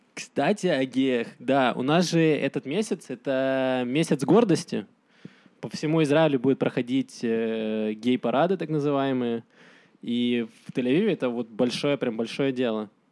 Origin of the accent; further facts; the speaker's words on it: Donetsk, Donetsk Oblast, Ukraine; now in Israel; Я сам из Донецка